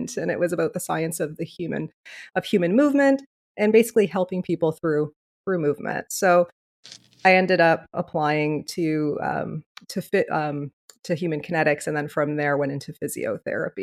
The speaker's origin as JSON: {"language": "English", "town": "Leamington", "region": "Ontario", "country": "Canada", "tie": "born or raised there", "moved": "as an adult", "lives_now": "Windsor, Canada", "said": "I was originally born and raised in Leamington, Ontario, which is about 45 minutes away from here."}